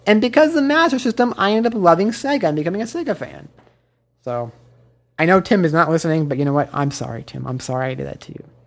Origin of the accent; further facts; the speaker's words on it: Midwest, United States; now in Los Angeles, United States; I grew up in the Midwest